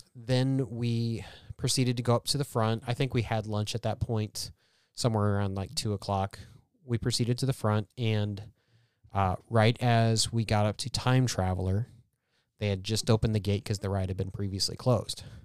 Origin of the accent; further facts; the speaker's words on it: Columbia, Missouri, United States; It's central Missouri